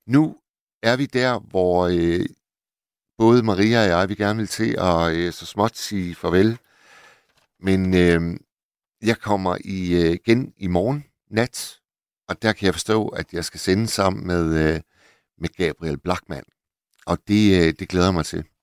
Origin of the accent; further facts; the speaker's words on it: Hirtshals, North Denmark Region, Denmark; Jeg er gammel havnearbejder fra Hirtshals